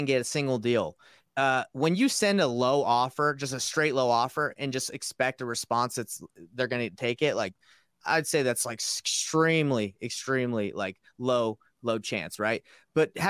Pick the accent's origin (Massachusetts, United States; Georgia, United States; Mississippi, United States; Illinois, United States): Georgia, United States; moved away; I'm from Georgia originally. So I have a 404 number.